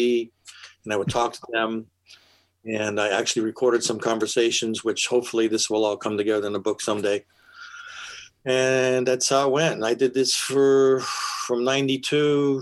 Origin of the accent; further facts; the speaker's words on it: California, United States; moved away as an adult; also born or lived in Pennsylvania / New York; My family was from Pennsylvania, and in the late 50s, my father and us, we drove across country to California